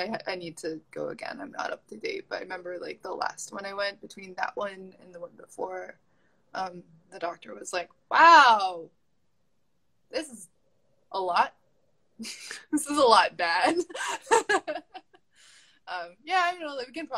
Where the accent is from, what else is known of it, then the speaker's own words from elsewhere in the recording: New England, United States; I'm from New England. That's, like, all anyone does there. And subsistence hunting.